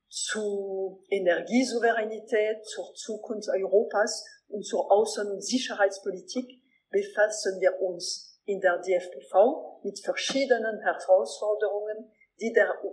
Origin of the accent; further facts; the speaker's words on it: Alsace, Grand Est, France; ich werde als Elsässerin